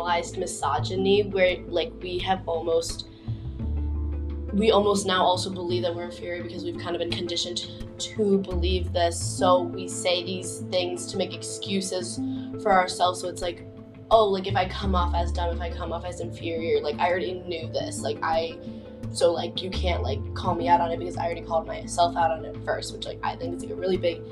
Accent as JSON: {"language": "English", "area": "a suburb of Chicago", "region": "Illinois", "country": "United States", "moved": "as an adult", "lives_now": "Ann Arbor, United States", "said": "I'm from a suburb of Chicago."}